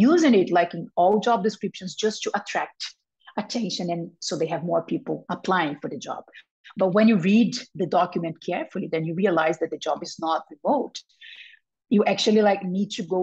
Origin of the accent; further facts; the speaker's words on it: Brazil; moved away; also born or lived in Spain; I was born in Brazil. I lived for 15 years in Spain